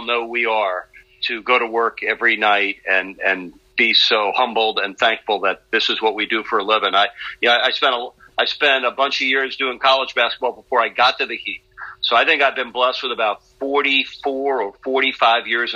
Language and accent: English; New York, United States; moved away as an adult; now in Miami, United States; a young kid growing up in New York